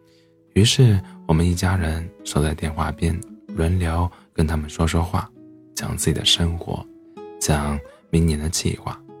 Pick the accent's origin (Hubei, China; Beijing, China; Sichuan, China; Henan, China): Sichuan, China; now in Dalian, China; 我老家在川北大山深处，离大连两千，离大连两千五百多公里，没有直达的火车。